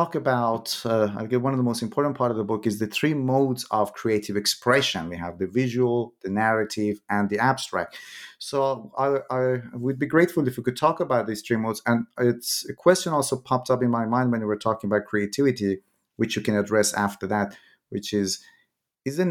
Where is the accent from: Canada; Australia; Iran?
Iran; moved away; when I was in high school, I'm originally from Iran